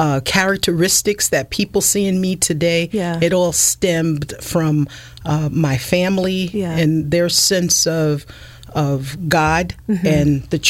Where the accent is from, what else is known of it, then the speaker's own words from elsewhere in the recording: the South, United States; accent: Southern; So I was put into speech, and with those processes, I pretty much lost my Southern accent.